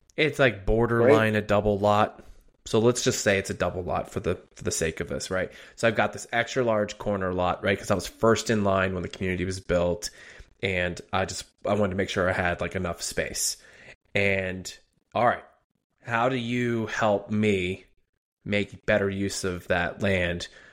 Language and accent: English; outside of Philadelphia, Pennsylvania, United States; also born or lived in Harrisburg, Pennsylvania; I was born and raised outside of Philly, put down some time in Harrisburg